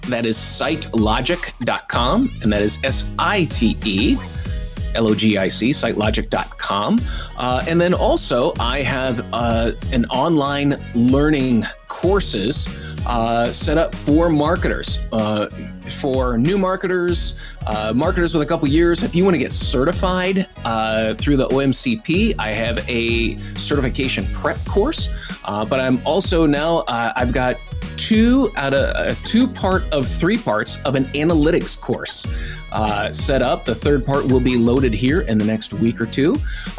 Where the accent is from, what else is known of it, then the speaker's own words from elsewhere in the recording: East Coast, United States; now in Ohio, United States; I am originally from the East Coast, Jonathan, so I am loyal.